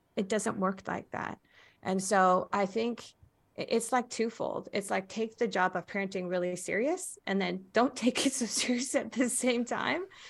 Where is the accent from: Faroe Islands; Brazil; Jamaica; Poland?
Faroe Islands; now in United States; I was born in the Faroe Islands.